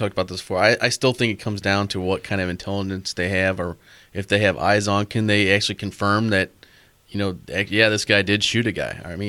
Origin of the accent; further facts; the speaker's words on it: St. Louis, Missouri, United States; I told the guy I was from St. Louis.